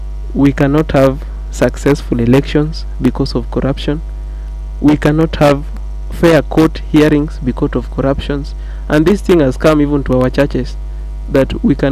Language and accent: English; Kenya; I'm also a Kenyan.